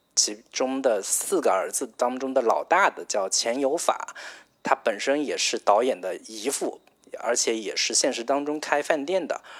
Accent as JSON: {"language": "Chinese", "region": "Zhejiang", "country": "China", "said": "作为一个浙江人"}